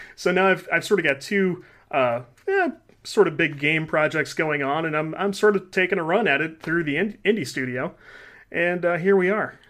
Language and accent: English; Midwest, United States; We live in the Midwest